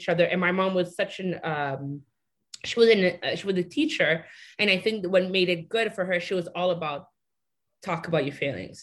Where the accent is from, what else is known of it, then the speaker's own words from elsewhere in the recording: Montreal, Quebec, Canada; moved away as an adult; also born or lived in Toronto; I was born and raised in Montreal